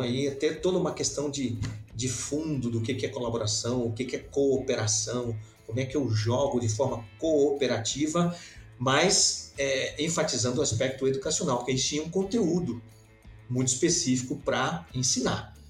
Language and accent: Portuguese; Belém, Pará, Brazil; moved away as an adult; also born or lived in São Paulo / England; now in Santa Catarina, Brazil; Eu sou natural de, de Belém do Pará